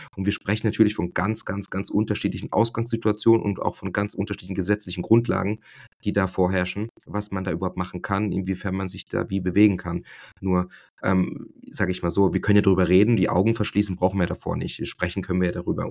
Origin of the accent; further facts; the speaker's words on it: Germany; bei uns in Deutschland